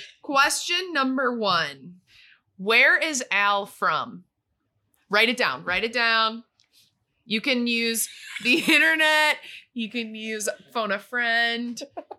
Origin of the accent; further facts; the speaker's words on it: Schaumburg, Illinois, United States; I am from Schaumburg.